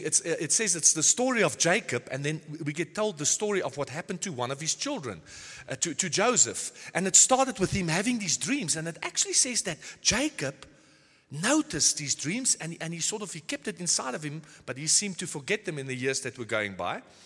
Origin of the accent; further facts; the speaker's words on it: South Africa; now in Nordhorn, Germany; I was born in South Africa many years back.